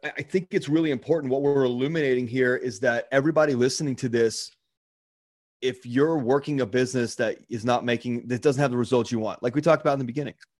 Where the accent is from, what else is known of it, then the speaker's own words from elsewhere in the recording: Baltimore, Maryland, United States; the town I grew up in in Baltimore